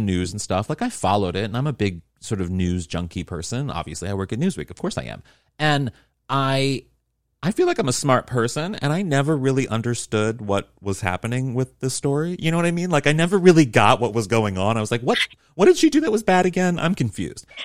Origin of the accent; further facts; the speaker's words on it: United States; I am an American